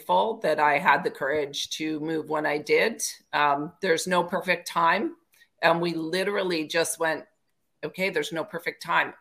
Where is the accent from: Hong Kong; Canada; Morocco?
Canada; Parry Sound, Ontario; I grew up in a small town in Ontario, Parry Sound